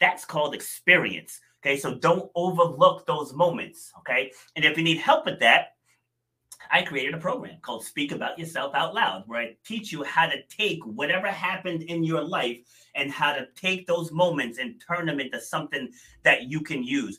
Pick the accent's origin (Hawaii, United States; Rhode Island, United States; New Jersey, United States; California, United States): Rhode Island, United States; also born or lived in New York City; I was born in New York City, but I spent I think we moved to Rhode Island when I was 2.5, I want to say. So I'm definitely from Rhode Island